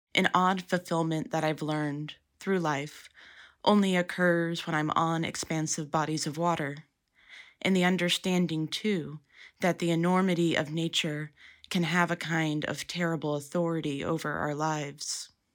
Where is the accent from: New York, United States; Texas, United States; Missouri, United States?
Texas, United States; Dallas-Fort Worth area, North; Growing up in North Texas, the Gulf of Mexico seemed like a magical place. In the Dallas-Fort Worth area, the coast wasn't readily accessible